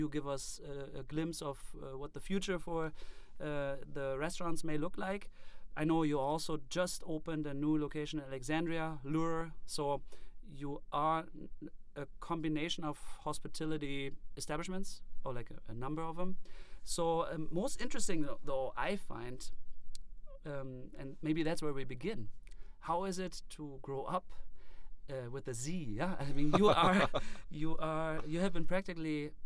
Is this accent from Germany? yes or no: yes; Germany; now in Detroit Lakes, United States; I'm from Germany, and when I moved to Detroit Lakes area